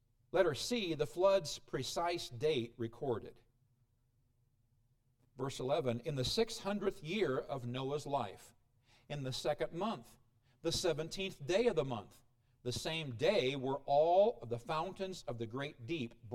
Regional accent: Illinois, United States; moved away; I come from Illinois.

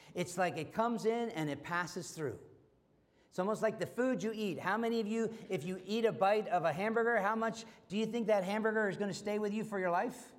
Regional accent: United States; being an American

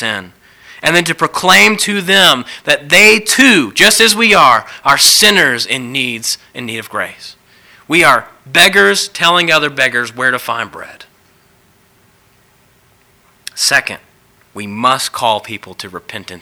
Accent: the South, United States; growing up in the South, I've been to lots of revivals

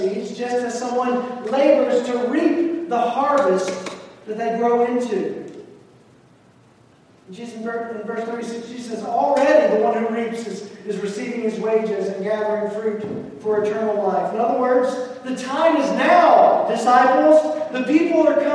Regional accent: the South, United States; moved away; I grew up in the South

